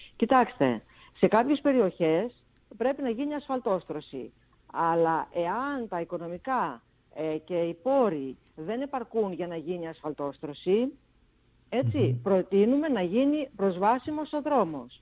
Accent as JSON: {"language": "Greek", "area": "Lemnos", "region": "North Aegean", "country": "Greece", "said": "μένω και στο νησί μου"}